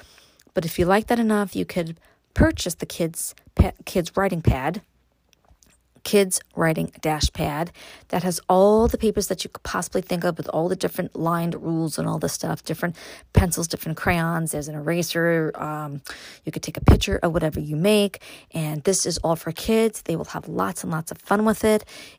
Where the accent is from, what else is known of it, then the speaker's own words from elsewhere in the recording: New York City, New York, United States; moved away as an adult; now in Upstate New York, United States; growing up in Brooklyn, born and raised there.